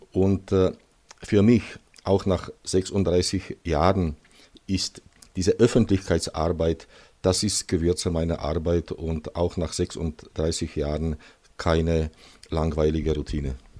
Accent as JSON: {"language": "German", "region": "Moravian-Silesian Region", "country": "Czechia", "tie": "born or raised there", "also_born_or_lived": "South Bohemia", "second_language": "German", "moved": "as an adult", "lives_now": "Český Krumlov, Czechia", "said": "ich komme aus Schlesien, also aus dem Gebiet, wo heute Polen, die Slowakei und Tschechien grenzt und acht Jahre vor der Wende nach Südböhmen übersiedelt"}